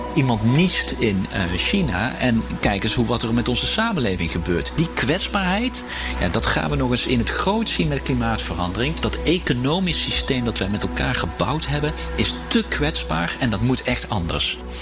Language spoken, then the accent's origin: Dutch; Netherlands; als, als Nederlanders